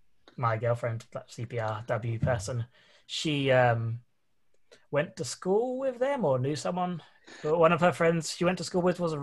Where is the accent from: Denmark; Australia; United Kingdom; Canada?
United Kingdom; Colchester, East of England; I grew up in Colchester